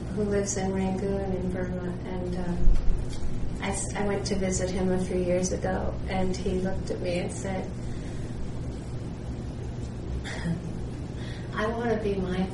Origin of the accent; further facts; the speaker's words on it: Worcester, Massachusetts, United States; where I grew up in Worcester, Massachusetts